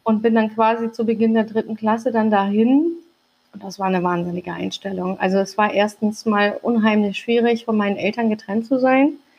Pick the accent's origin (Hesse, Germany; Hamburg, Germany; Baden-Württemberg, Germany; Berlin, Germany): Hamburg, Germany; also born or lived in Langenhorn, Hamburg; ich bin mitten auf dem Kiez groß geworden